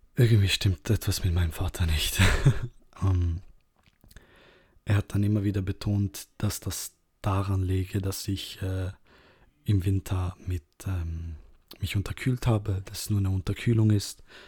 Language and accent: German; Serbia; moved away; ich bin ursprünglich aus Serbien